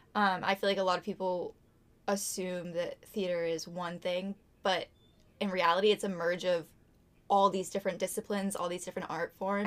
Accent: Topsfield, Massachusetts, United States; I'm from Topsfield, Massachusetts, and I graduated from Masco in 2019

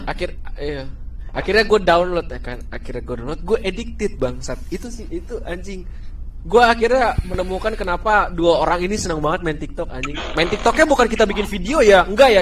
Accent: Jakarta, Indonesia; moved away as an adult; also born or lived in Salatiga; gue kuliah di salah tiga, tapi gue asli Jakarta

